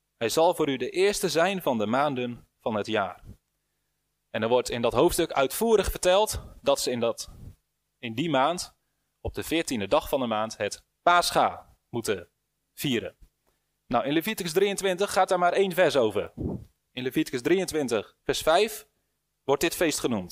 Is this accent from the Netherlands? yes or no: yes; Netherlands